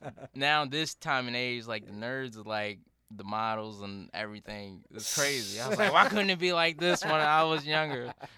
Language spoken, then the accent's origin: English; Baltimore, Maryland, United States; I lived in Baltimore my whole life.